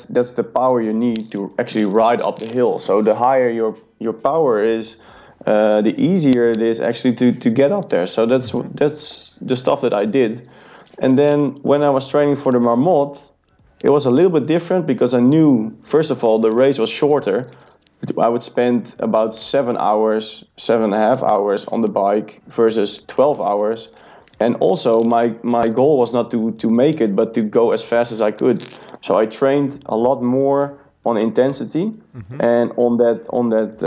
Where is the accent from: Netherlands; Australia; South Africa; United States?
Netherlands; born or raised there